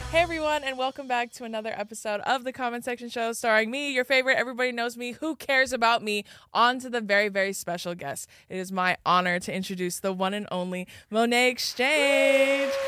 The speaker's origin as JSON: {"language": "English", "area": "Riverside County", "region": "Southern California", "country": "United States", "also_born_or_lived": "Orange County", "said": "I'm from, like, uh, Riverside County area"}